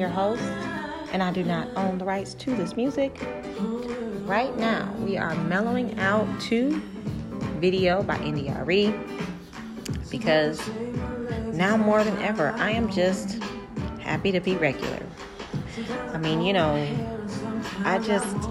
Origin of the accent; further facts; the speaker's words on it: Detroit, Michigan, United States; I'm from Detroit